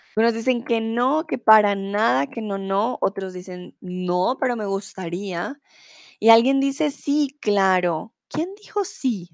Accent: Bogotá, Colombia; now in Germany; soy de Colombia, de Bogotá, la capital, y comúnmente vivo en Alemania

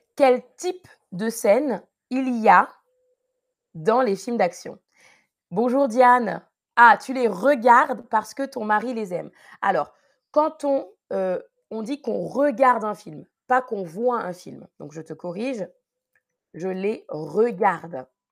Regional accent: Paris region, Île-de-France, France; je ne suis pas née en Guadeloupe, non, je suis née en France, en région parisienne.

